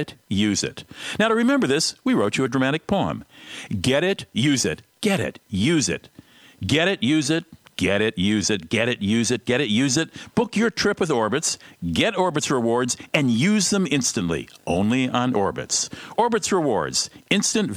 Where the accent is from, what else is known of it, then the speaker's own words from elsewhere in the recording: Minnesota, United States; I come from Minnesota